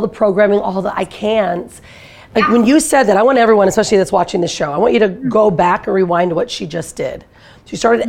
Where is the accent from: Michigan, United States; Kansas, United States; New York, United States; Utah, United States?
Michigan, United States; Detroit; I'm from Detroit, Michigan